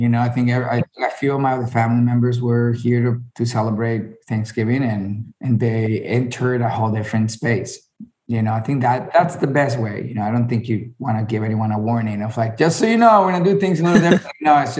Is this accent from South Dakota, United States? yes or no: no; Miami, Florida, United States; born there; and my dad is Venezuelan and raised in Colombia, and my mom is Colombian, raised in Colombia, and I was born in Miami, so it doesn't get more Latino than the household yesterday, you know?